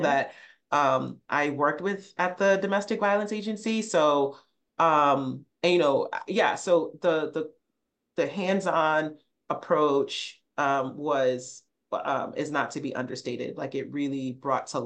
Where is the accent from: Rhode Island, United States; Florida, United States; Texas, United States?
Rhode Island, United States; moved away as an adult; also born or lived in Illinois; Rhode Island, much to what people may not know, if you've never been, like it's a pretty urban state.